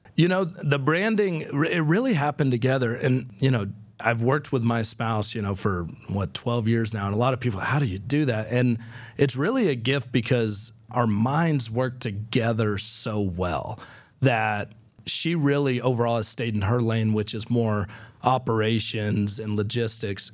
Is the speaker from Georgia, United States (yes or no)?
yes; Fort Valley, Georgia, United States; now in Nashville, United States; what I grew up with in Fort Valley, Georgia